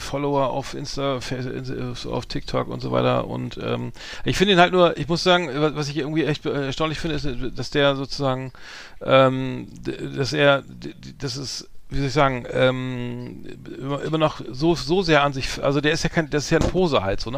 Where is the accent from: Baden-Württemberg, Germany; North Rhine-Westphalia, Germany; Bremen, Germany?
Bremen, Germany; ich als Bremer